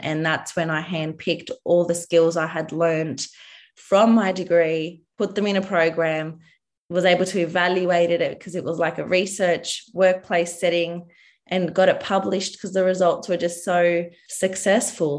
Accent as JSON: {"language": "English", "country": "Australia", "said": "I'm a dietitian from Australia"}